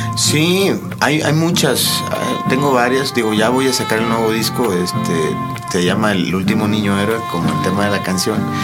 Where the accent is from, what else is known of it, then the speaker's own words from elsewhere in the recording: Tamaulipas, Mexico; moved away as an adult; now in Mexico City, Mexico; Yo soy de Tamaulipas